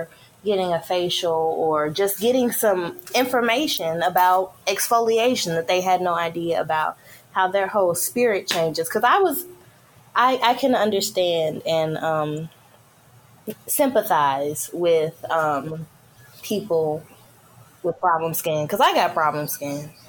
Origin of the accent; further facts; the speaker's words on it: Memphis, Tennessee, United States; now in Florida, United States; I am from Memphis, Tennessee